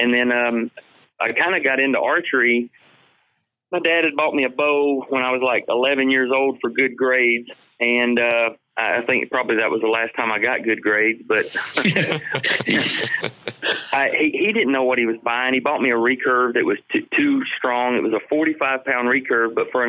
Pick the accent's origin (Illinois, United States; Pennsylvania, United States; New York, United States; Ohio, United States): Ohio, United States; born there; I was born in Ohio.